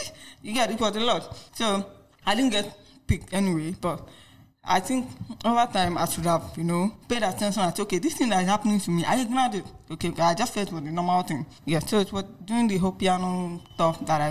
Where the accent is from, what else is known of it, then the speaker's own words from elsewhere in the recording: Lagos, Nigeria; also born or lived in Enugu State; I'm from Enugu State anyway, but I grew up in Lagos.